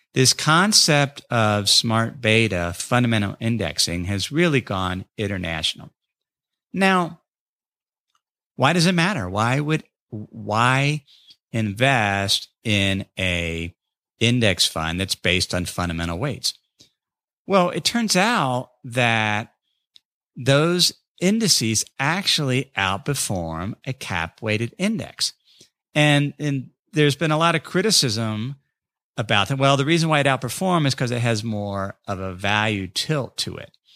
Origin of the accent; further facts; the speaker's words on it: North College Hill, Ohio, United States; my hometown of North College Hill